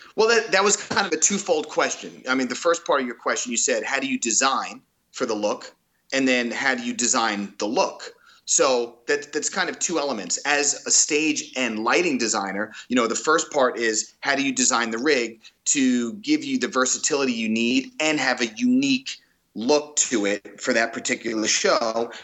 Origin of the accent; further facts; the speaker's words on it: Five Towns, Long Island, New York, United States; now in California, United States; I grew up in the Five Towns